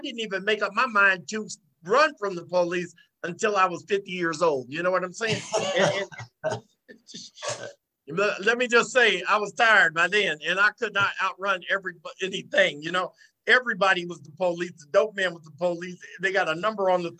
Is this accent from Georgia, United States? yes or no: yes; Savannah, Georgia, United States; I was from Savannah